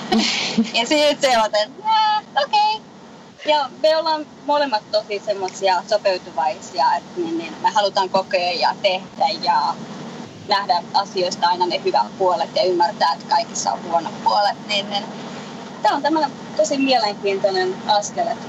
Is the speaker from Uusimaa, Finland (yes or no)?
no; Lapland, Finland; moved away as an adult; also born or lived in Colorado, United States; now in Florida, United States; mä olen lappilainen lähtejä